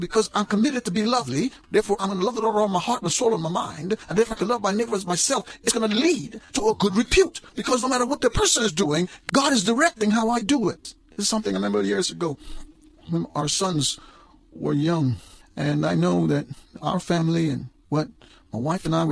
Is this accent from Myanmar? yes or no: no; Guyana; When I grew up in Guyana